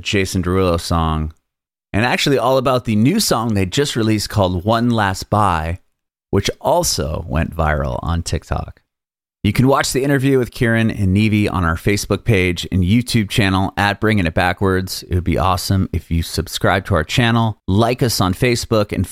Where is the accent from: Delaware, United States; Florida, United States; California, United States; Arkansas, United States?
California, United States; San Diego; moved away as an adult; now in Nashville, United States; I was born and raised in San Diego as well.